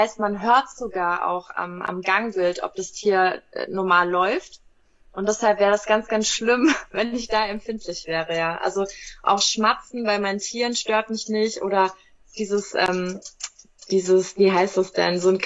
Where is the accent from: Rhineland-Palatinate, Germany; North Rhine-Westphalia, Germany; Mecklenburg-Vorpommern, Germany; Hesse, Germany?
Hesse, Germany; Wiesbaden; Und äh, ich komme aus Wiesbaden.